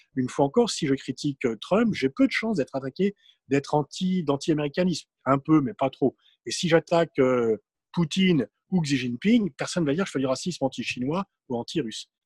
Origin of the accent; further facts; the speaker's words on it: Mantes-la-Jolie, Île-de-France, France; je viens de Mantes-la-Jolie, du val et le racisme était beaucoup plus prégnant.